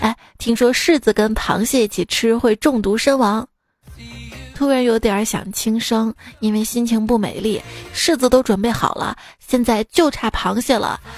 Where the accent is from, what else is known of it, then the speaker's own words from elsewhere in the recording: Shaanxi, China; 我们陕西人， 就是特别能蹲